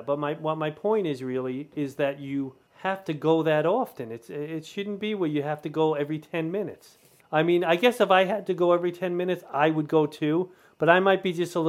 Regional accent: New York City, New York, United States; I grew up on the mean streets of Queens.

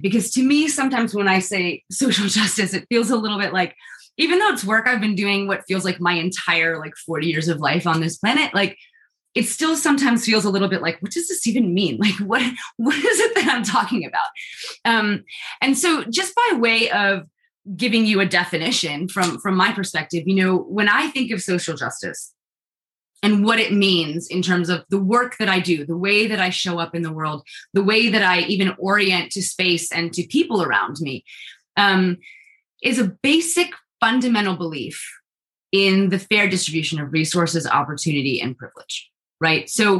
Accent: China; I also grew up in the global South. I grew up in China. And so my whole life, I've been really, really aware of inequality in the world.

